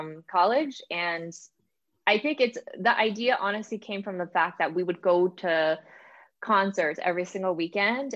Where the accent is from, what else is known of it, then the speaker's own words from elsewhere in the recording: New York City, New York, United States; moved away; also born or lived in New Jersey; when I was a kid, I actually grew up in the Bronx in New York.